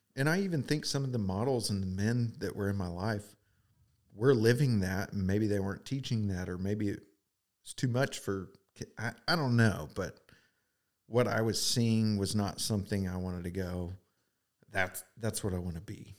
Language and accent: English; Edmond, Oklahoma, United States; I grew up in Edmond, Oklahoma